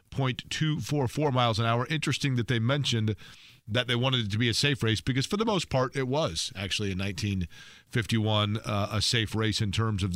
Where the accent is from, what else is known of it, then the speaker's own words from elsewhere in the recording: Indianapolis, Indiana, United States; also born or lived in Shelbyville, Indiana; I was born in Methodist Hospital, but at that time my family lived in Shelbyville